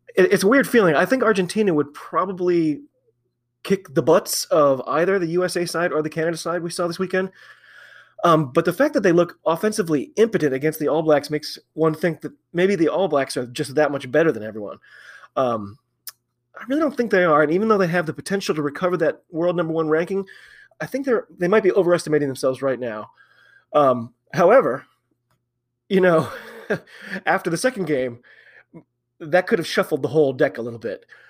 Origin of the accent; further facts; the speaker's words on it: United States; I'm an American